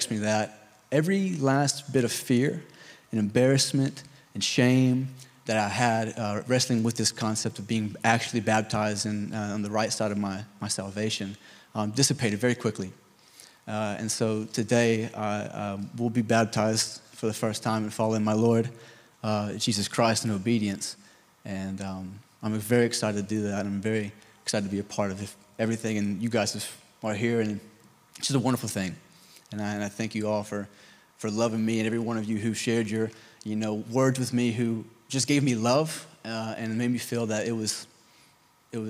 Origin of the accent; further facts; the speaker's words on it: the Bible Belt, United States; I was raised in the Bible Belt